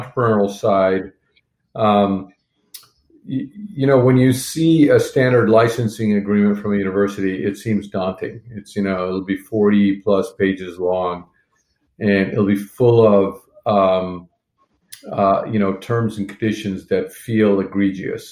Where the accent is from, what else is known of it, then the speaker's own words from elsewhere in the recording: Montreal, Quebec, Canada; moved away; I grew up in Montreal